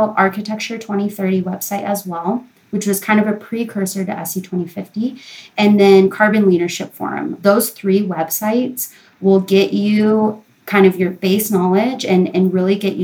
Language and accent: English; Colorado, United States; it was in my home state.